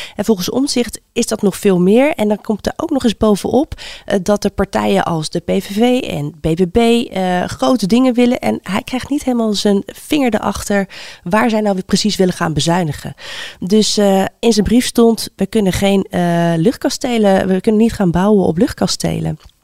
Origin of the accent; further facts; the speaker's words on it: The Hague, South Holland, Netherlands; ik kom zelf uit Den Haag